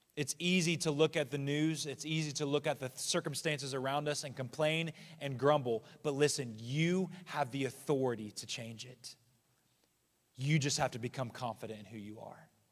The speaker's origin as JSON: {"language": "English", "country": "United States", "said": "as an American"}